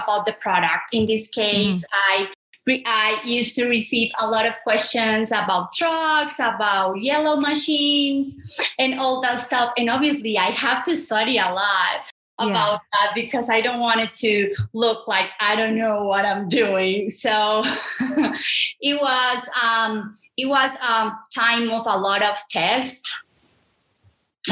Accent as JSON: {"language": "English", "town": "Medellín", "region": "Antioquia", "country": "Colombia", "tie": "born or raised there", "also_born_or_lived": "Santuario, Antioquia", "second_language": "English", "said": "growing up in Medellin, in Antioquia, in Santuario"}